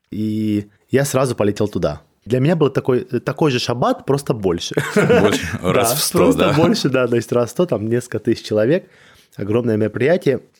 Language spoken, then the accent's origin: Russian; Georgia; я грузин, это Кавказ